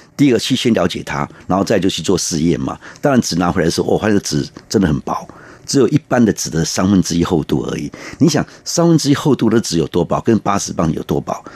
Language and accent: Chinese; Taiwan; 我们台湾人哈，真的是诚实啦，哈，努力